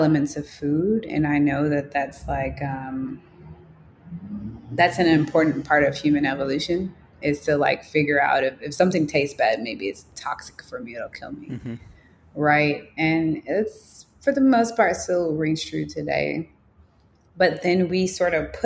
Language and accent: English; Chicago, Illinois, United States; growing up in Chicago